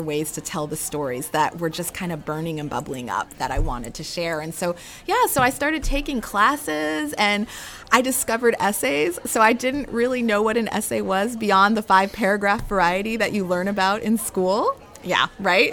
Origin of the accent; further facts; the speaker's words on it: Anchorage, Alaska, United States; moved away as an adult; also born or lived in North Carolina; I was born and raised in Anchorage, Alaska